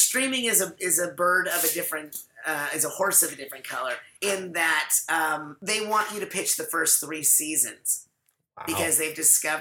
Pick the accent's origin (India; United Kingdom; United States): United States; San Fernando Valley, California; I grew up in the San Fernando Valley